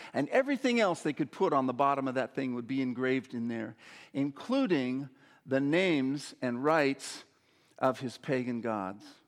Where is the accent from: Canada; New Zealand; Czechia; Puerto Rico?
Canada; Saskatoon, Saskatchewan; When I was a boy growing up in Saskatoon, Saskatchewan